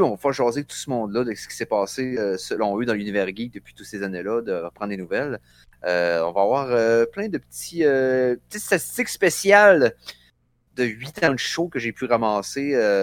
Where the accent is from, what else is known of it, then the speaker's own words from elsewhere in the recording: Forestville, Quebec, Canada; moved away; also born or lived in Vanier, Quebec City; je suis né à Vanier, mais j'ai habité sa Côte-Nord pendant 20... 20 ans